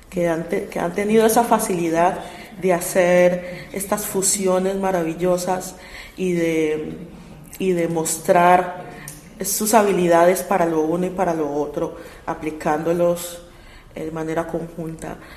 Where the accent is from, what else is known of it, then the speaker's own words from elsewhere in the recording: Colombia; no solamente porque somos colombianos y porque la música es maravillosa